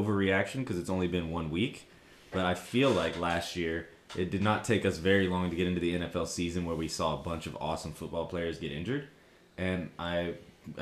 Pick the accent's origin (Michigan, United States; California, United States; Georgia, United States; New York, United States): Georgia, United States; Athens; moved away; I'm from the Big A, Athens, Georgia.